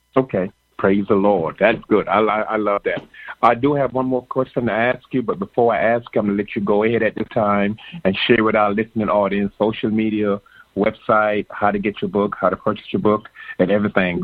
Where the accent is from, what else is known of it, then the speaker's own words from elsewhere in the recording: Jamaica; I was born in Jamaica